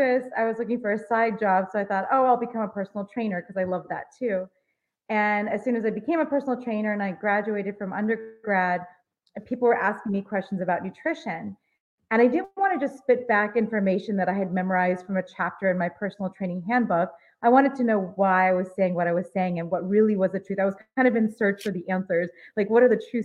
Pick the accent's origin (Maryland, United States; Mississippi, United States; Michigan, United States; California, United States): California, United States; Los Angeles; I grew up in Los Angeles.